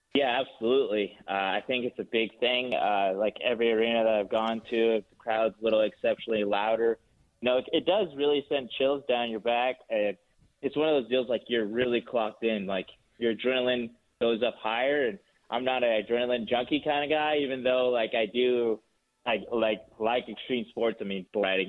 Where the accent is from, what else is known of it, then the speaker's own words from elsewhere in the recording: Four Corners region, Utah, United States; also born or lived in Salt Lake City, Utah; I, was raised down in the Four Corners region on the Navajo Reservation, just south of Blanding, Utah, there, uh, north of Montezuma Creek, uh, Utah